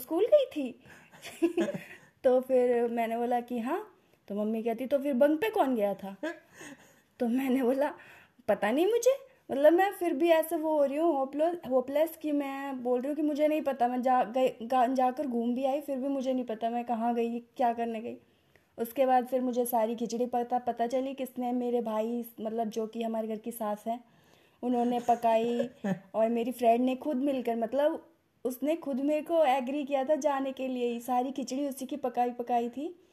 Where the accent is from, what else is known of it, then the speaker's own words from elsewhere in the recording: UP, Uttar Pradesh, India; हमारी भाषा में यूपी की भाषा में